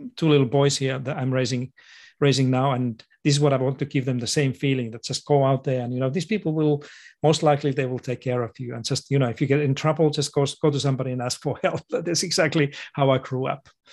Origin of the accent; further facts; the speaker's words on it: Finland; moved away as an adult; now in Australia; I was born in Finland to a family of teachers.